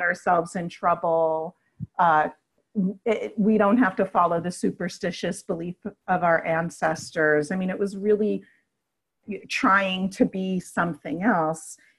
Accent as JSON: {"language": "English", "town": "New York City", "region": "New York", "country": "United States", "tie": "born or raised there", "also_born_or_lived": "Manhattan", "moved": "yes", "lives_now": "Washington, D.C., United States", "said": "born and raised in Brooklyn and then Queens, and lived for a while in Manhattan"}